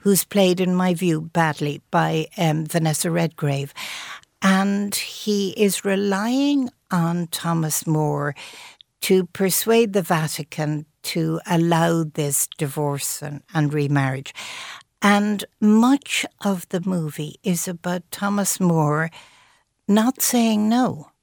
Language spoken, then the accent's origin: English; Ireland